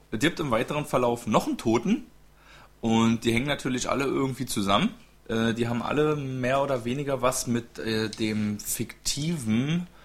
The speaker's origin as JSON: {"language": "German", "town": "Munich", "region": "Bavaria", "country": "Germany", "said": "Und ich bin aus München"}